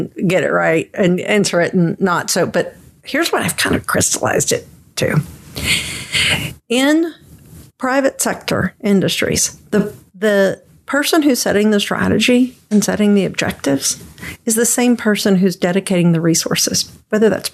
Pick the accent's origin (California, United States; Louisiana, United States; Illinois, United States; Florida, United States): Louisiana, United States; I'm actually from Louisiana